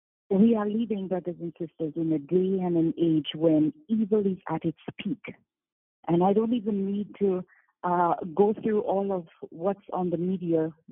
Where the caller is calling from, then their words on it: St. Lucia; I'm calling from St. Lucia